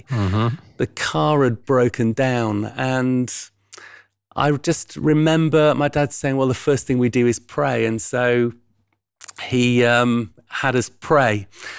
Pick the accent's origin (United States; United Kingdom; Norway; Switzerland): United Kingdom; Yorkshire and the Humber; Well, yeah, I'm a Yorkshireman. So born over in East Yorkshire near Hull and lived and grew up there.